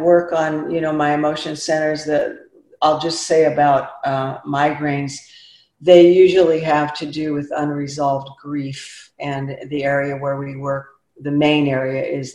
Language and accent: English; Oregon, United States; moved away; also born or lived in San Jose; I grew up in Oregon, the eldest of nine